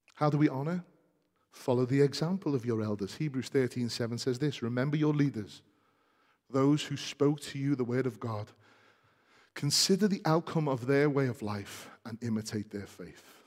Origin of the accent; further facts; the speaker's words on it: United Kingdom; we're British, many of us